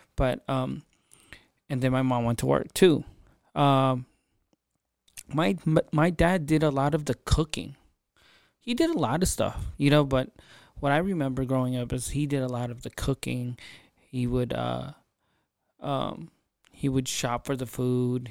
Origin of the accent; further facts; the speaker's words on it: Philippines; I'm Filipino, and so is my father.